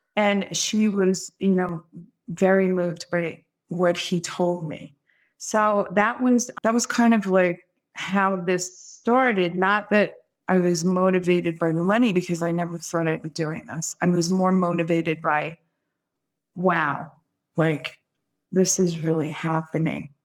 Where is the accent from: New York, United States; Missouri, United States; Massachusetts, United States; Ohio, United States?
New York, United States; Brooklyn; moved away; also born or lived in California; I'm from Brooklyn